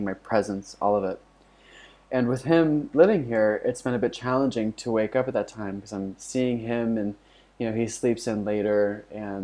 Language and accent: English; Florida, United States; my house that I grew up in Florida